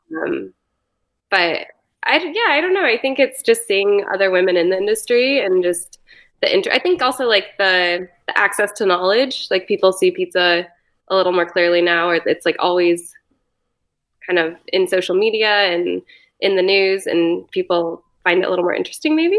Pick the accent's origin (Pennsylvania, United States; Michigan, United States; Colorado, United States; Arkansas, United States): Colorado, United States; Boulder; moved away as an adult; also born or lived in San Francisco / New York; I grew up in Boulder